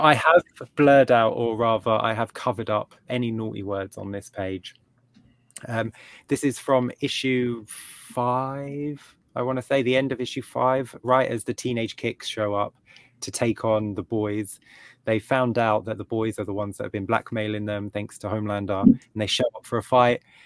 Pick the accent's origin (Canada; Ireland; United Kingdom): United Kingdom; England; as an English reader